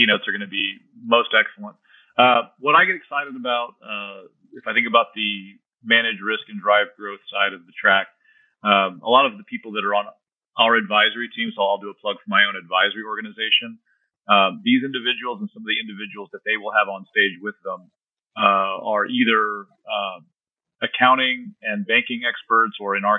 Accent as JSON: {"language": "English", "town": "San Antonio", "region": "Texas", "country": "United States", "tie": "born or raised there", "said": "San Antonio is my hometown"}